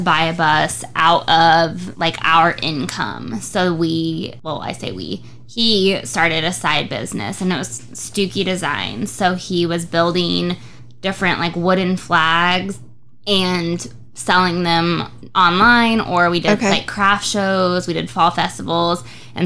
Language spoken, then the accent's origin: English; Nixa, Missouri, United States; I grew up in Nixa. Mm-hmm. I lived there my entire life